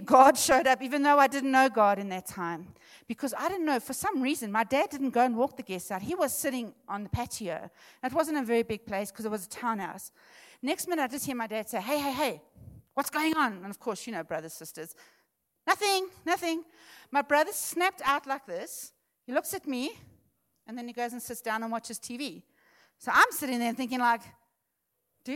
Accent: Witbank, Mpumalanga, South Africa; moved away; also born or lived in Benoni; We're actually from Witbank, and we moved up to Benoni.

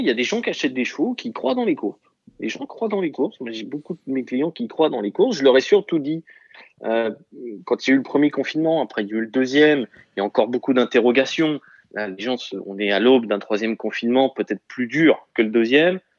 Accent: Châlons-en-Champagne, Grand Est, France; originaire d'où Champagne-Ardenne. Champagne. champagne

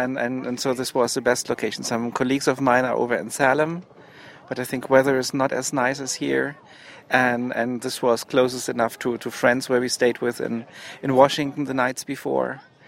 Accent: Heidelberg, Baden-Württemberg, Germany; I'm from Heidelberg, Germany.

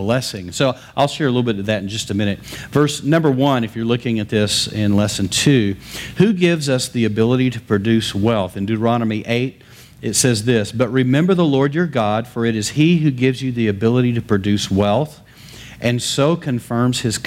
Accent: West Texas, United States; I grew up in West Texas in the middle of cotton fields

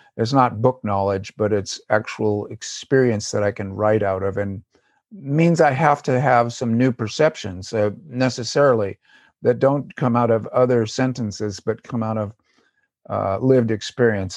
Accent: Southern California, United States; also born or lived in Davis, California; I live in Davis, California, and grew up in Southern California

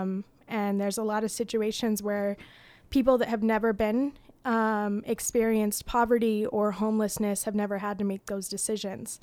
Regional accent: Utah, United States; growing up in Utah

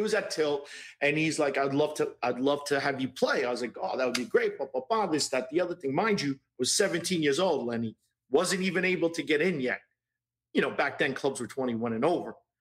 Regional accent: New York City, New York, United States; I grew up in Brooklyn

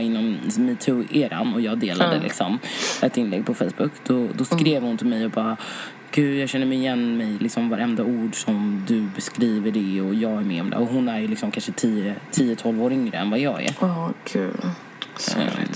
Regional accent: Sweden; jag är ju svensk

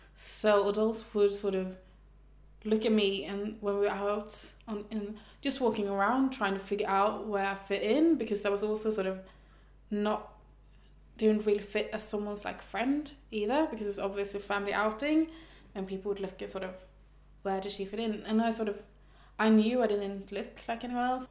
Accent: Stockholm, Stockholm County, Sweden; now in Malmö, Sweden; I'm from Stockholm. I live in Malmö.

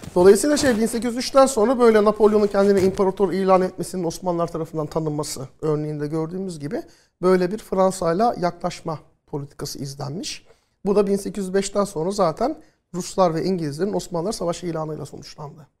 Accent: Turkey; ilk Türk öğrenci ben oluyorum.

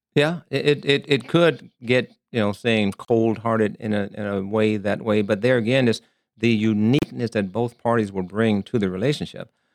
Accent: Arkansas, United States; moved away as an adult; also born or lived in Columbus, Ohio / Germany; now in Las Vegas, United States; born and raised in Arkansas

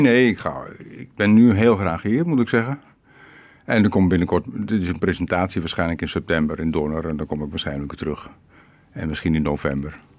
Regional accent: Rotterdam, South Holland, Netherlands; now in Ukraine; geen toerist en geen ex-Nederlander of wat ook. Ex-Rotterdammer

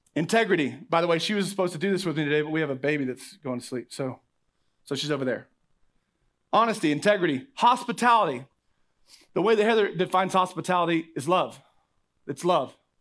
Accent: Oklahoma, United States; I'm from Oklahoma

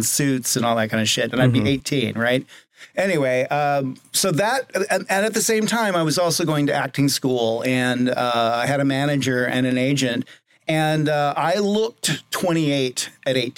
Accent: Los Angeles, California, United States; born or raised there; also born or lived in Seattle

